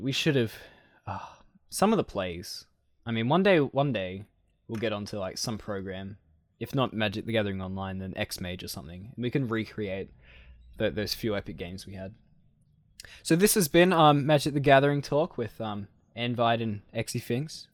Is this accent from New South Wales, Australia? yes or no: yes; Scone, New South Wales, Australia; moved away as an adult; This will be my last, last time recording in Scone